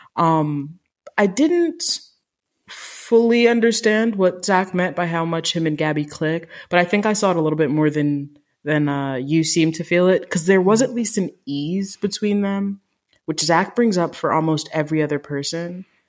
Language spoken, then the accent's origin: English; Jamaica; I'm Jamaican